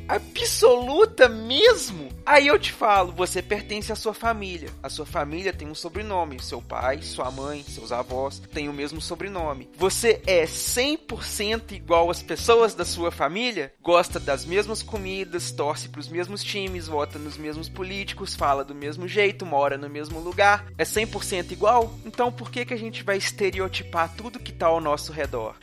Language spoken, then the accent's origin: Portuguese; Minas Gerais, Brazil; eu sou mineiro, ou moro em Minas